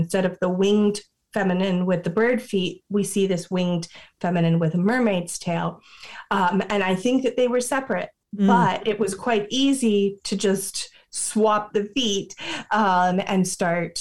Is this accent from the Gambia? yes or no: no; Florida, United States; I grew up in Florida, so I had access to both the beach and the sacred springs